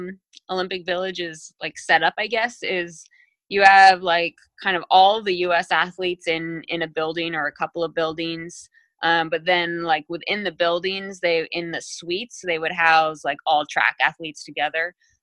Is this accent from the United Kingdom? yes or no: yes; England, United Kingdom; born there; I was born in England. My mom is English.